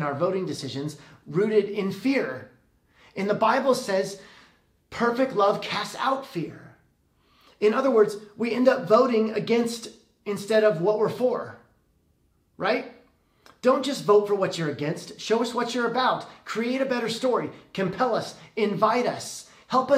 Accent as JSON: {"language": "English", "country": "United States", "said": "I'm so grateful that I live here"}